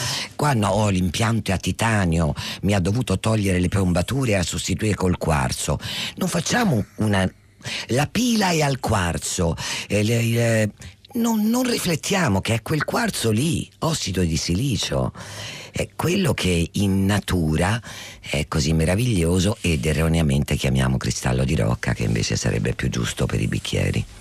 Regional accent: Italy; io sono molto legata alla mia lingua e alla mia terra

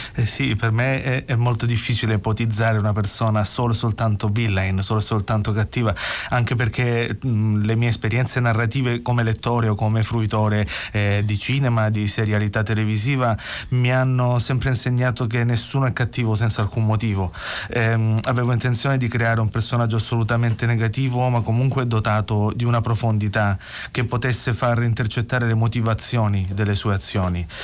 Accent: Gallipoli, Apulia, Italy; first language Salentino dialect; Italian is a second language; moved away as an adult; now in Bologna, Italy; sono andato via dal Salento dove ho vissuto per 27 anni a Gallipoli e sono andato a vivere a Bologna

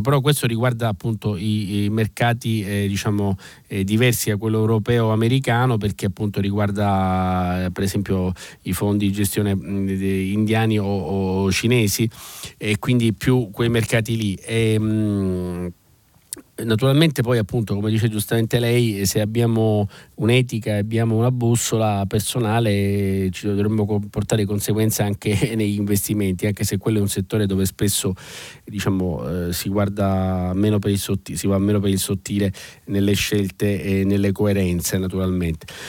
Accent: Sicily, Italy; da siciliano, ma da italiano direi

